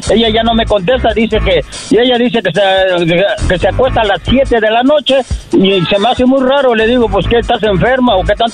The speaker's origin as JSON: {"language": "Spanish", "region": "Tabasco", "country": "Mexico", "said": "Del estado de Tabasco."}